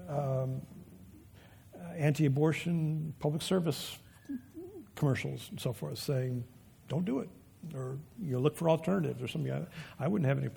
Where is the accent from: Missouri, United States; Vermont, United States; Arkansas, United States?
Vermont, United States; I'm from Vermont